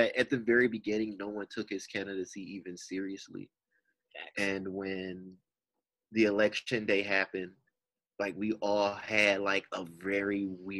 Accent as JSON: {"language": "English", "town": "Detroit", "region": "Michigan", "country": "United States", "said": "I'm originally from Detroit, Michigan. I attended Central Michigan University with Shaw, and I identify as African American."}